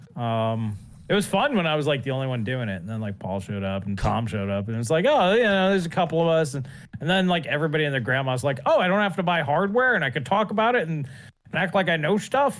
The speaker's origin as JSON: {"language": "English", "country": "Canada", "said": "As a Canuck"}